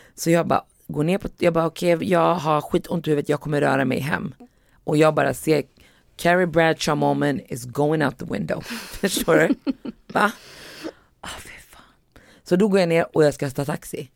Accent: Västerås, Västmanland, Sweden; när jag växte upp i Västerås

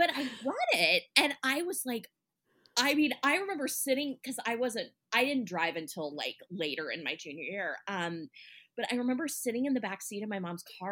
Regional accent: Midwest, United States; accent: Midwestern; I grew up in the Midwest in a small town

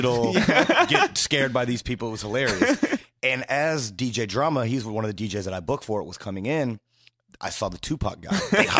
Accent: Indiana, United States; now in Chicago, United States; I was born in Indiana.

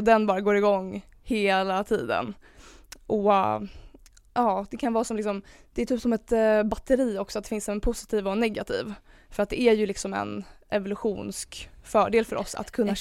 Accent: Stockholm, Stockholm County, Sweden; jag är 24 år från Stockholm

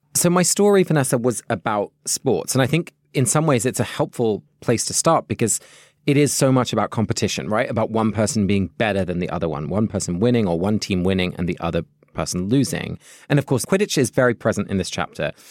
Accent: London, United Kingdom; also born or lived in Netherlands (parents); now in United States; I have a British passport because I was born in London, and I have a Dutch passport because both my parents are Dutch.

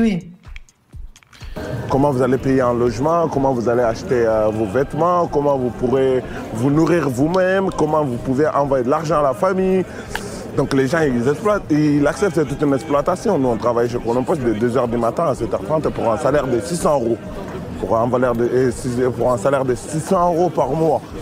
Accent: Mali; moved away as an adult; now in France; je suis malien. Je suis arrivé en France à fin 2018. Euh, j'étais un étudiant au Mali.

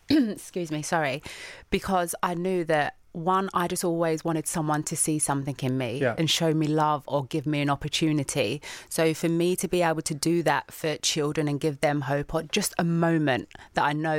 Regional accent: London, United Kingdom; going back to that person growing up in the East End

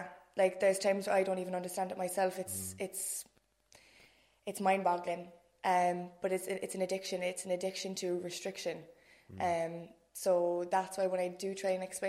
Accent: Cork, Munster, Ireland; I'm 26, from Dublin Hill. Posh Nori, as you might say

